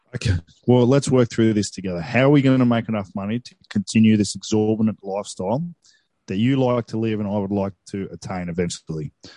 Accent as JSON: {"language": "English", "town": "Coffs Harbour", "region": "New South Wales", "country": "Australia", "tie": "born or raised there", "said": "where I grew up in Coffs"}